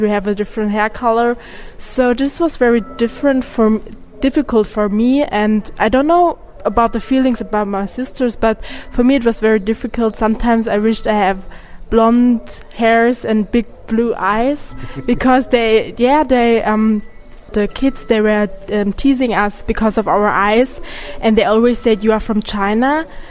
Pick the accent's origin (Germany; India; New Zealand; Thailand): Germany; because we grew up in Germany and I knew everything about Germany.